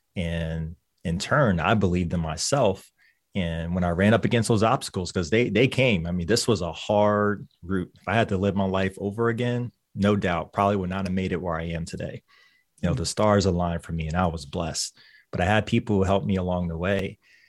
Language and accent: English; Lynchburg, Virginia, United States; Lynchburg, Virginia.